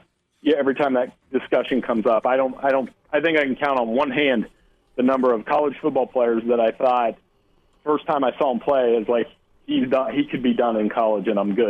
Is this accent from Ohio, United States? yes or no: yes; Ohio, United States; born or raised there